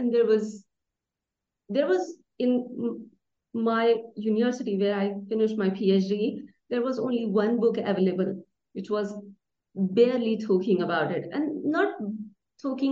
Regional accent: India; I was born and raised in India

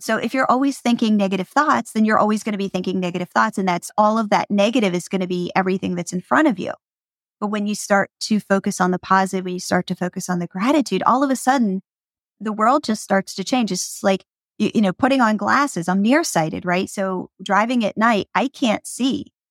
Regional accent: Pennsylvania, United States; I grew up in Pennsylvania

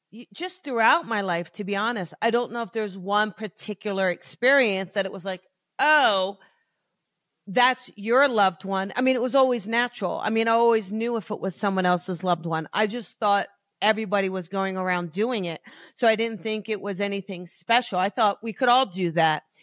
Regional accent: New Jersey, United States; now in Los Angeles, United States; I grew up in New Jersey, South Jersey

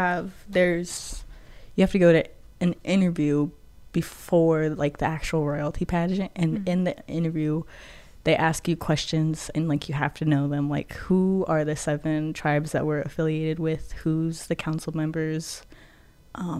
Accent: Quinault Indian Nation, Washington, United States; I come from the Quinault Indian Nation

